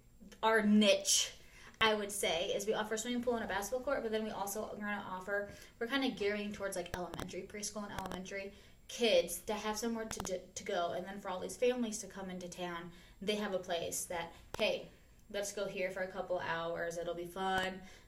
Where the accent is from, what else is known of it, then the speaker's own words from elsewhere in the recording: York, Nebraska, United States; so born and raised in York, the hospital, went to Willard. Well, actually, I went to preschool in the Methodist Church.